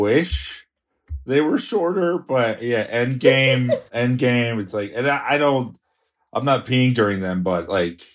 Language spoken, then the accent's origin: English; South Florida, United States; moved away; also born or lived in New York; I grew up in South Florida